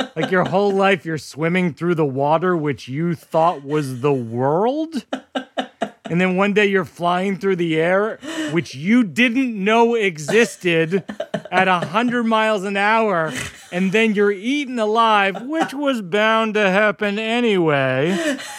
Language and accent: English; hometown of Sam Adams beer, Massachusetts, United States; It's my hometown beer.